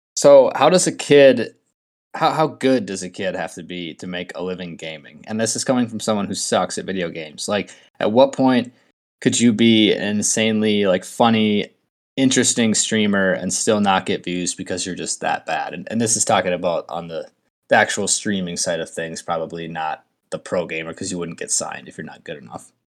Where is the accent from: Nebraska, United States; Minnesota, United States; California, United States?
Minnesota, United States; I'm from Minnesota, I'm a Twins fan